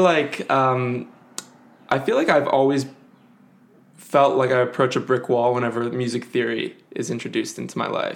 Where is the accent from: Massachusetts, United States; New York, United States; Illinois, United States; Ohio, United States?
Illinois, United States; Evanston; I am from Evanston, Illinois, or grew up there at least